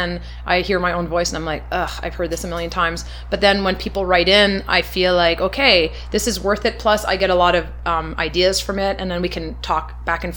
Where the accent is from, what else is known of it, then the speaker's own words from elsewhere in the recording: Shawinigan, Quebec, Canada; I'm from Shawinigan, Quebec. I was raised in a very French-Canadian family, half Lebanese, but mostly French-Canadian family.